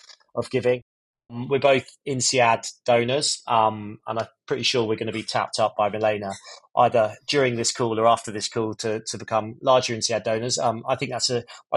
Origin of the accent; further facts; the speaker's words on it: Scotland, United Kingdom; I'm Scottish